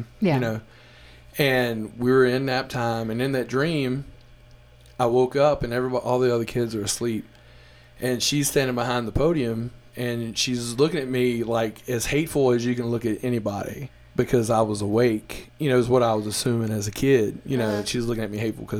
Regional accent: Mississippi Delta, United States; I'm from Mississippi, the Delta, which is about 5 hours away from New Orleans

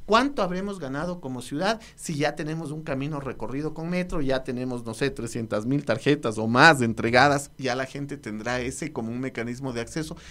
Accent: Quito, Pichincha, Ecuador; somos los mismos quiteños

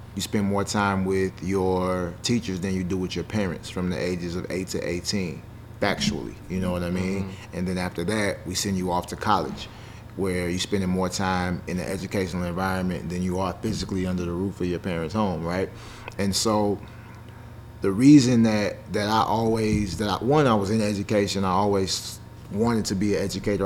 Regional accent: Nashville, Tennessee, United States; also born or lived in Chicago, Illinois; I grew up in Chicago, um, but I'm from Nashville

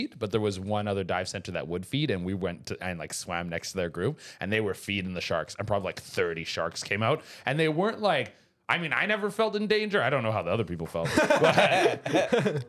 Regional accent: Canada; also born or lived in Mexico; I'm from Canada, but I did live in Mexico. I lived in Mexico for 3 years.

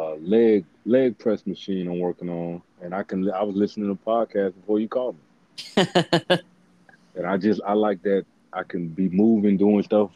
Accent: St. Petersburg, Florida, United States; I was born and raised in St. Pete

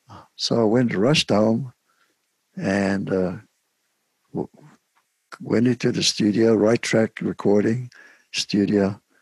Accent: Cape Town, Western Cape, South Africa; now in United States; Now, I didn't play the penny whistle growing up in Cape Town, but this folk singer that I worked with, …, he wanted me to play the penny whistle

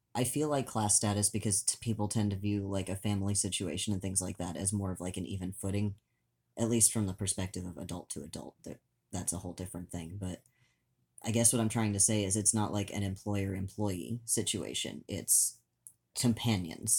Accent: Oklahoma, United States; moved away; the farmlands in Oklahoma, where I spent a good chunk of my childhood

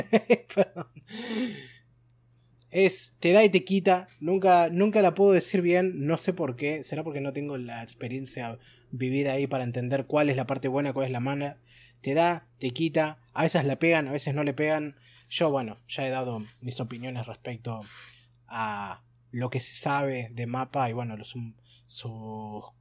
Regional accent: Argentina; bueno, somos argentinos, ese es un deporte nacional.

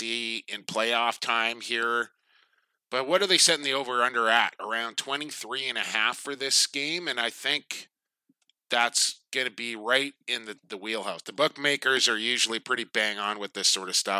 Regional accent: Coquitlam, British Columbia, Canada; my hometown of Coquitlam

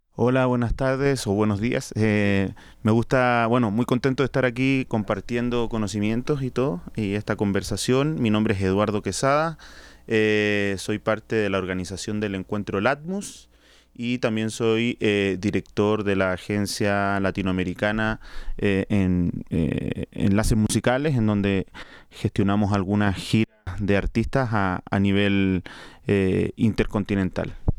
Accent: Chile; accent: chilombiano; now in Colombia; soy chileno, si no lo notan con mi acento, eh, chilombiano, porque vivo en Colombia

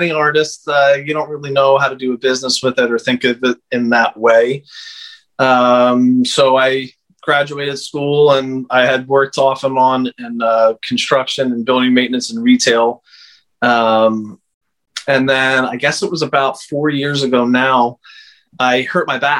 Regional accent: Conshohocken, Pennsylvania, United States; moved away as an adult; also born or lived in Philadelphia, Pennsylvania; now in Delaware, United States; I was born in Philadelphia, Pennsylvania, and grew up outside of the city in a suburb called Conshohocken, Plymouth Meeting area.

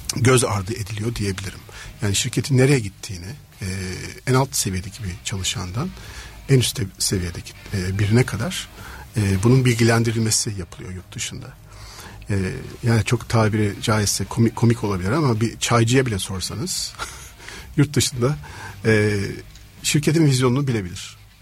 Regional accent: Istanbul, Turkey; İstanbul'da doğdum

